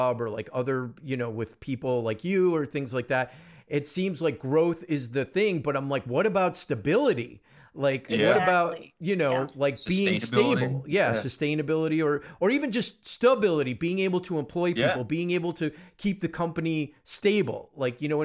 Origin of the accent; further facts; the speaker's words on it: East Coast, United States; moved away; I'm from the East Coast originally.